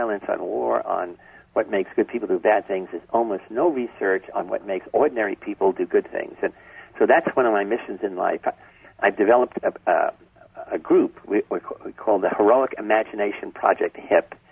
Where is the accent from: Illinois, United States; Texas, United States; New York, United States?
New York, United States; New York City; I grew up in the South Bronx